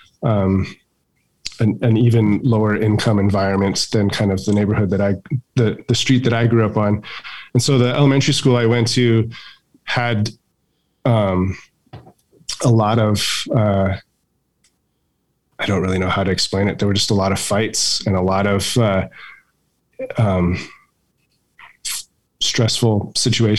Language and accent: English; Barstow, California, United States; It's a poor town in Barstow, and didn't have a ton of means, but also had what we needed